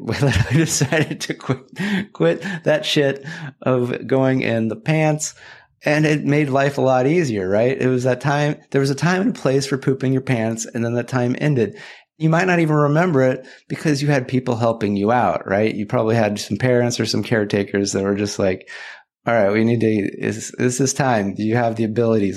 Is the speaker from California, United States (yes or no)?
yes; California, United States; back in my home state of California